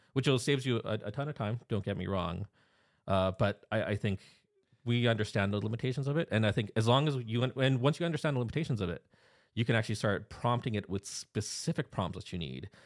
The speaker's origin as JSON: {"language": "English", "country": "Canada", "accent": "Canadian", "said": "I'm a Canadian national. Uh, so that's why th-, this is what a Canadian accent actually sounds like"}